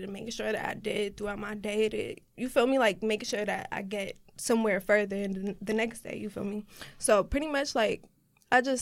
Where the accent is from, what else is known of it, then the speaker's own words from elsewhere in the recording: New Jersey, United States; I'm an artist from Jersey